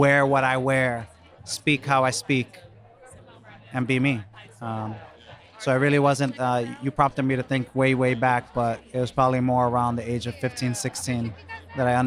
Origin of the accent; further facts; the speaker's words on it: New York City, New York, United States; I grew up on the Lower East Side back in the day